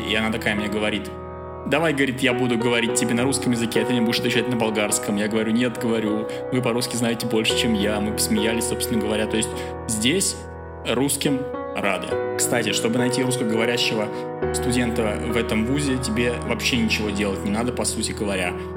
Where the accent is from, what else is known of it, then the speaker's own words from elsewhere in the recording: Russia; moved away as an adult; now in Bulgaria; я из России